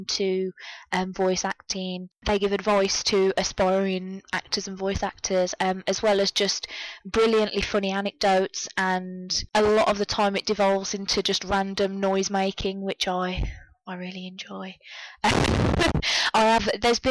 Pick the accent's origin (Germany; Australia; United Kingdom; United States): United Kingdom; You can tell I'm British because I spell parlour the proper way, with a U